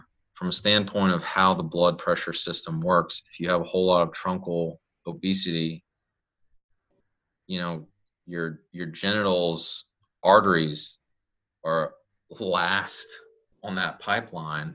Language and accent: English; South Louisiana, United States; I'm in South Louisiana. I'm in Cajun country 101. Hell, I'm a Cajun.